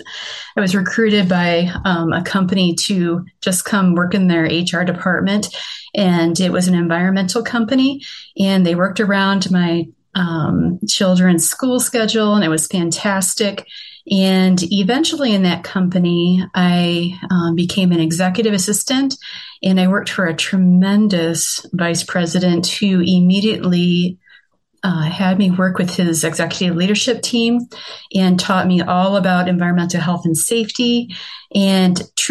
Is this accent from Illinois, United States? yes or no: no; Iowa, United States; born there; also born or lived in Wisconsin / Florida / Seattle / Michigan; now in Boise, United States; No, I was actually born in Iowa, but I have lived in Wisconsin, Florida, Seattle, Washington, Iowa, Michigan, and then Boise, Idaho.